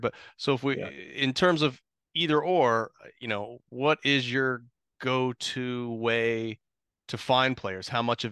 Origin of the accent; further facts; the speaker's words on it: Columbus, Ohio, United States; I grew up in Columbus